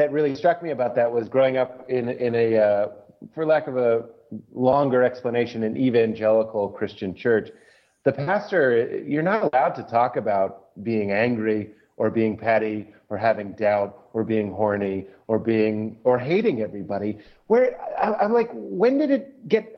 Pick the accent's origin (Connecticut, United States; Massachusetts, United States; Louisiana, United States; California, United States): Massachusetts, United States; Lexington; I grew up outside of Boston in Lexington, Massachusetts